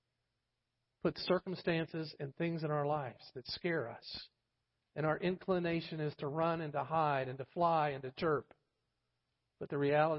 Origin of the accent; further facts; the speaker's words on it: Florida, United States; moved away; I'm from Florida